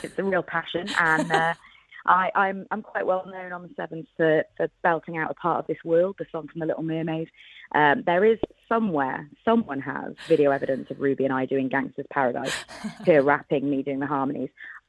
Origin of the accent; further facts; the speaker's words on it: Wales, United Kingdom; I'm Welsh and rugby's a religion and a big part of our culture.